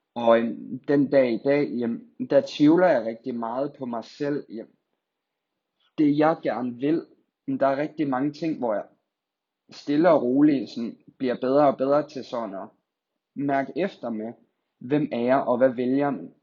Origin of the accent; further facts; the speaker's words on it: Skive, Central Denmark Region, Denmark; also born or lived in Silkeborg / Funen; jeg er født og opvokset her i Skive